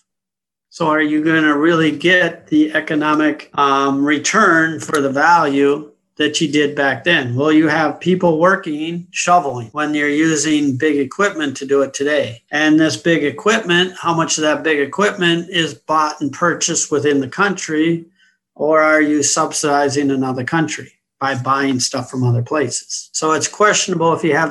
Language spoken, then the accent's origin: English; United States; also born or lived in London; I was born and raised in the U.S.